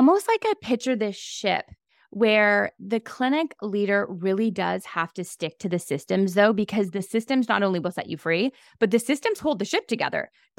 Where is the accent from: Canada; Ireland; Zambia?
Canada; I'm Canadian.